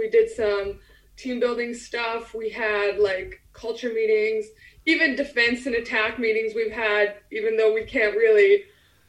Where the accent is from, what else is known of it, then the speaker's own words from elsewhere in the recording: Alberta, Canada; moved away as an adult; now in England; I'm from the middle. I'm from Alberta